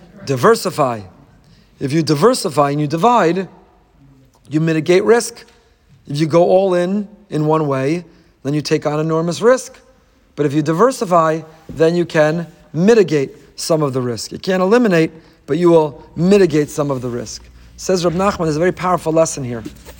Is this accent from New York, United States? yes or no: yes; New York, United States; but really, I'm still a New Yorker. I've been a New Yorker.